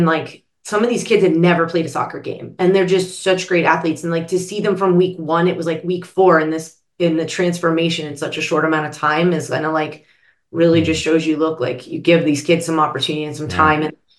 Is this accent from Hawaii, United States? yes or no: no; Pittsburgh, Pennsylvania, United States; I grew up in Pittsburgh